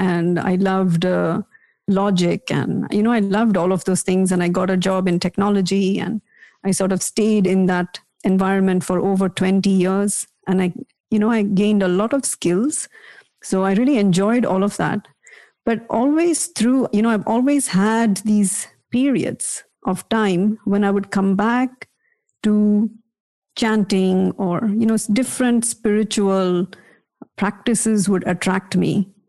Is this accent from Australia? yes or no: no; India; I was never fully convinced as a kid, as many of us are, you know, growing up in India, because I also had this very rational, questioning mind.